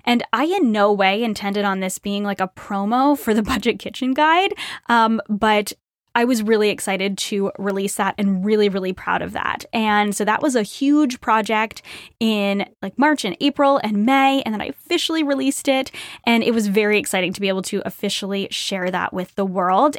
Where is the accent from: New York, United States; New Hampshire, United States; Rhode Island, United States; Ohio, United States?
Rhode Island, United States; moved away as an adult; I grew up in Rhode Island